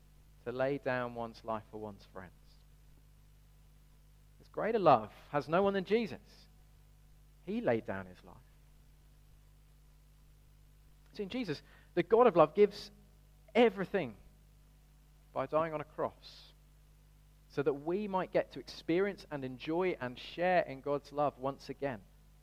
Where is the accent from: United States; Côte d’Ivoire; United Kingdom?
United Kingdom; Birmingham, West Midlands; Now, I grew up in Birmingham, and the usual giveaway of growing up in Birmingham is a certain twang.